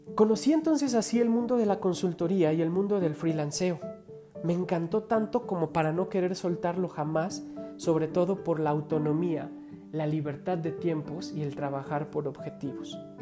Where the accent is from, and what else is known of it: Mexico